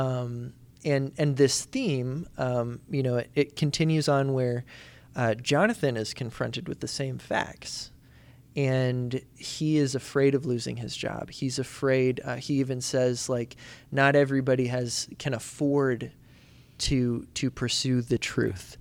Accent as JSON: {"language": "English", "region": "Indiana", "country": "United States", "tie": "born or raised there", "said": "where I grew up in Indiana"}